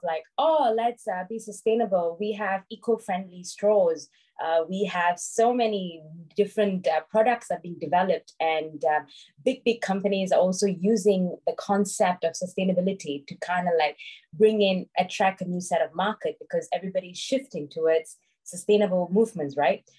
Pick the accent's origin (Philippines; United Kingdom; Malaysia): Malaysia; I'm from Malaysia.